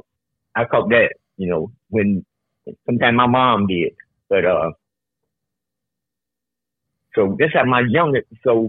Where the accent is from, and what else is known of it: Chicago, Illinois, United States; born or raised there